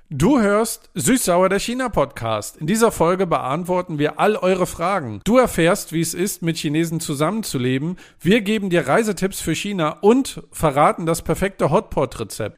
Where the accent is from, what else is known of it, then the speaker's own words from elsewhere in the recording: Germany; als Deutscher